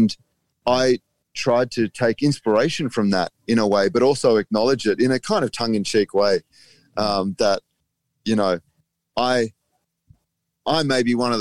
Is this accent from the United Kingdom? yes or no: no; Australia; I'm just an Australian poet